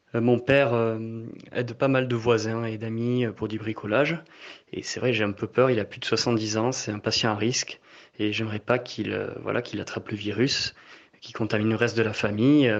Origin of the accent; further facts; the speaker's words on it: French Basque Country, near Mauléon-Licharre, Nouvelle-Aquitaine, France; now in Paris, France; je suis originaire du Pays Basque euh, intérieur, dans un village euh, près de Moléon-Lichard